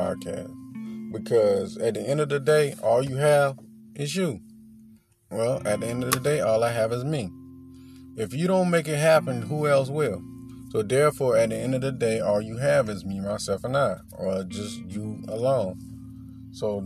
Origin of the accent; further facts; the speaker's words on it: the South, United States; I'm from the South.